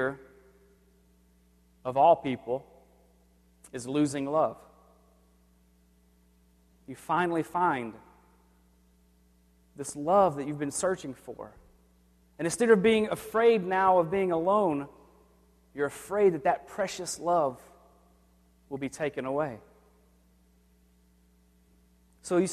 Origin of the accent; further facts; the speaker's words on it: the South, United States; I grew up in the South, and thunderstorms were frequent